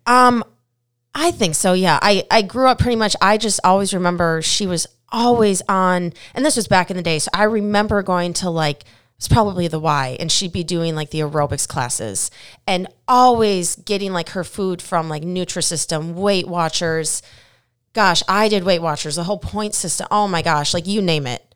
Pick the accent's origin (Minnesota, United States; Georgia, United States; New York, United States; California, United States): Minnesota, United States; moved away; I'm from Minnesota